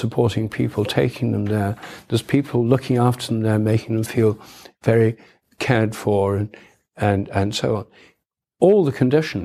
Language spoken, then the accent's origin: English; Newark, East Midlands, United Kingdom; when I was a child, we had a telephone at home in my hometown, Newark in Nottinghamshire.